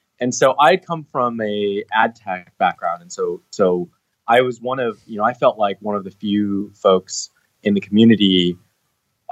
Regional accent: Seattle, Washington, United States; moved away as an adult; now in Bay Area, United States; I'm from Seattle originally

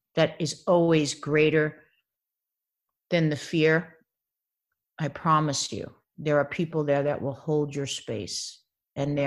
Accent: Baldwin, New York, United States; moved away as an adult; also born or lived in The Bronx; now in Los Angeles, United States; I grew up in Baldwin, Long Island

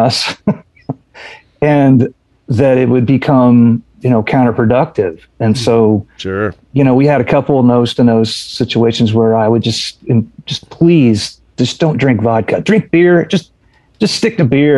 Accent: Indiana, United States; We're all from Indiana

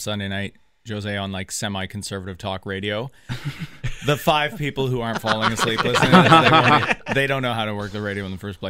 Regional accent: Canada; accent: Letterkenny; moved away as an adult; now in Toronto, Canada; I'm not even from Toronto. I've worked, you know, I've been here for 14 years on the radio trying to get rid of this Letterkenny accent that comes naturally out of my face. But I'm from the middle of nowhere. I'm a hayseed for sure.

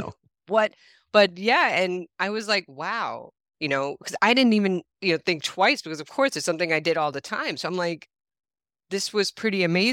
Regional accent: New York, United States; I grew up in New York

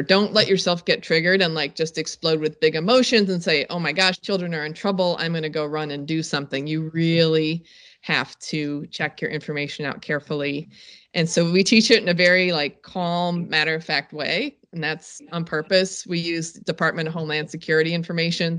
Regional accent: North Carolina, United States; another shameful North Carolinian

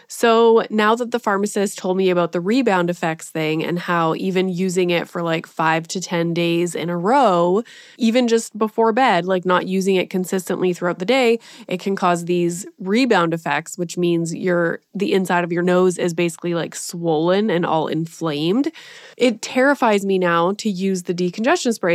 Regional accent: Canada; being Canadian

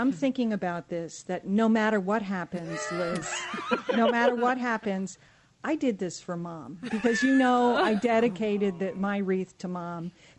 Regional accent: Connecticut, United States; moved away; growing up in Connecticut

